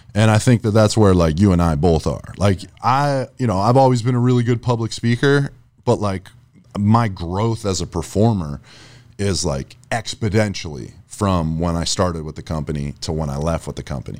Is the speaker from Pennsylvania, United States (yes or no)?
yes; Erie, Pennsylvania, United States; now in Florida, United States; I'm from up north. I'm from Erie, Pennsylvania